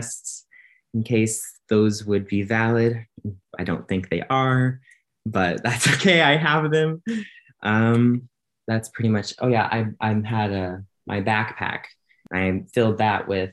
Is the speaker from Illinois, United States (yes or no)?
yes; Illinois, United States; moved away as an adult; now in Hungary; I'm a college student and I'm from Illinois in the US